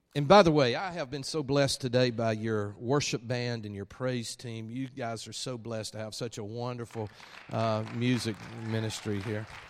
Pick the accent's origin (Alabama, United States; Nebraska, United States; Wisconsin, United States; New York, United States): Alabama, United States; accent: Alabama; my Alabama accent